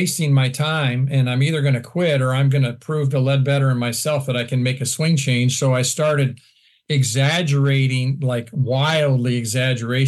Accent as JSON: {"language": "English", "region": "Iowa", "country": "United States", "also_born_or_lived": "Florida", "moved": "yes", "said": "I'm from Iowa"}